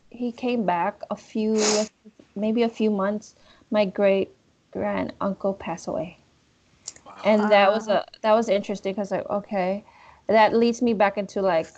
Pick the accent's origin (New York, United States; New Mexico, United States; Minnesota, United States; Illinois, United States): Illinois, United States; Chicago; I was born in Chicago.